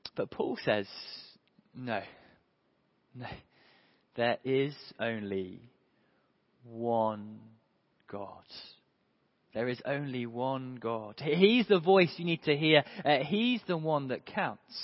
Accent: United Kingdom; also born or lived in Hove; we're in Hove and we're British

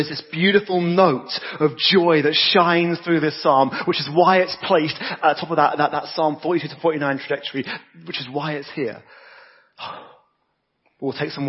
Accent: United Kingdom; I'm British and from that generation where you don't talk about money

